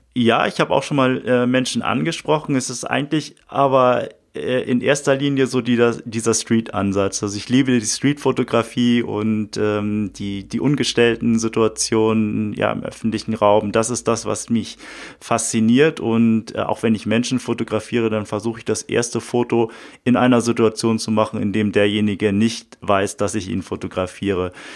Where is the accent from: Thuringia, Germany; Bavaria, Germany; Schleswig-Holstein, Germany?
Schleswig-Holstein, Germany; Uetersen; durch meine Heimatstadt, durch Uetersen gelaufen